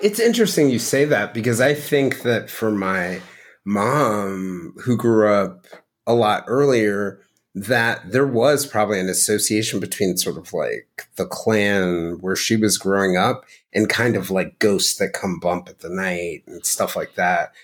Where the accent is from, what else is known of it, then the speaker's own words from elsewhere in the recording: Marietta, Georgia, United States; I was growing up in Marietta, Georgia